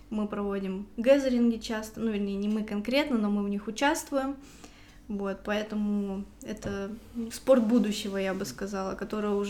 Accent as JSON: {"language": "Russian", "region": "Saint Petersburg", "country": "Russia", "said": "Я приехала из Санкт-Петербурга. Как там дела обстоят с домашним насилием? Я думаю, так же, как и по всей России"}